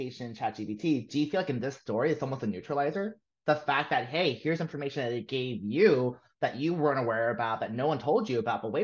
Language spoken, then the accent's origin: English; Los Angeles, California, United States; I'm from Koreatown, right? Like I am literally from where they're filming